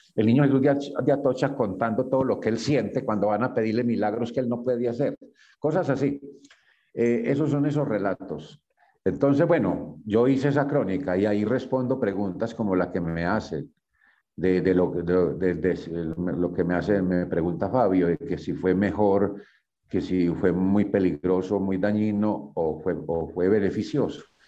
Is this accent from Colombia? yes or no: yes; Yarumal, Antioquia, Colombia; Yo soy de Yarumal, Antioquia. Yo viví allá muy buena parte de mi vida, mi infancia toda.